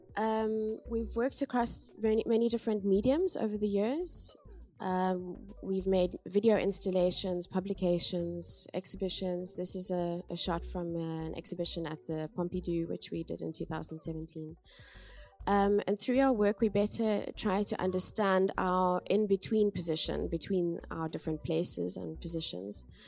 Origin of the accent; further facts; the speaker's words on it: Cape Town, Western Cape, South Africa; moved away as an adult; now in Amsterdam, Netherlands; I'm from Cape Town in South Africa